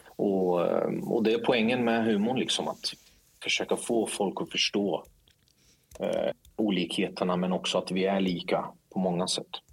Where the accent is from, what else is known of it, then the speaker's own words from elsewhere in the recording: Linköping, Östergötland, Sweden; also born or lived in Stockholm; jag är uppvuxen i Linköping